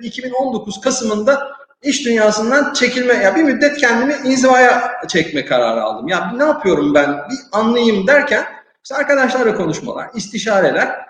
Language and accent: Turkish; Turkey; moved away as an adult; now in Morocco; bir Türk olarak e, cebinde Türk pasaportuyla gezen ve Türk firmasını temsil eden birisi olarak